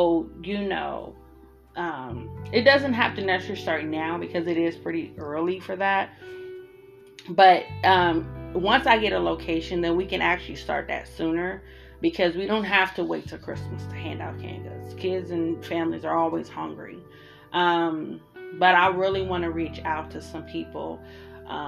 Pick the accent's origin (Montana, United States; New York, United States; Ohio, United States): Ohio, United States; Columbus; moved away as an adult; now in Arizona, United States; I'm from Columbus, Ohio